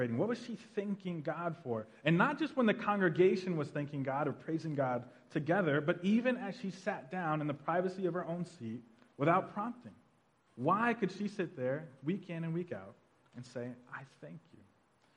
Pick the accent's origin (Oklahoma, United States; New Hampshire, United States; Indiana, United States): Oklahoma, United States; Tulsa; moved away; we're all from Tulsa, Oklahoma, and we actually grew up in a pretty traditional Black Baptist church on the north side of Tulsa